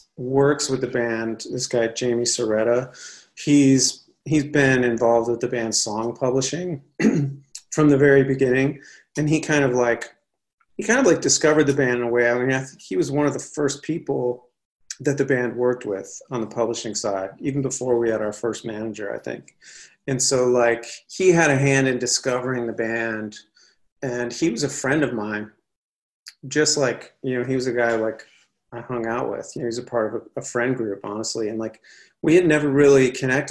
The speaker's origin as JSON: {"language": "English", "town": "Cleveland", "region": "Ohio", "country": "United States", "tie": "born or raised there", "also_born_or_lived": "Los Angeles", "moved": "as an adult", "said": "growing up in Cleveland"}